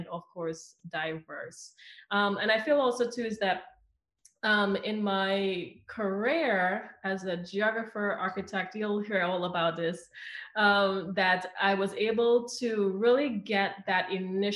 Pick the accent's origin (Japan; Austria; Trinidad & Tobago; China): Trinidad & Tobago; Southern Trinidad; moved away as an adult; now in United States; I grew up on the boundaries of the rainforest in Southern Trinidad, and I left when I was 19 years old.